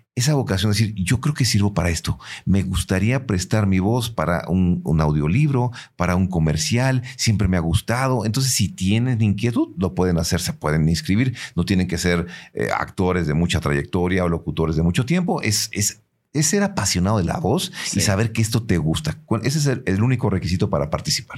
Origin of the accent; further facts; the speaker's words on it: San Luis Potosí, Mexico; nosotros como potosinos también cantamos y, tenemos nuestro propio acento